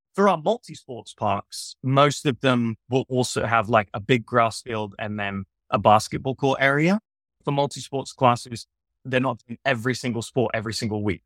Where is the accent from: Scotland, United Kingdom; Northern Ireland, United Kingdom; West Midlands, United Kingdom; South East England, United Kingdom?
South East England, United Kingdom; Southampton; moved away; I'm from Southampton in England.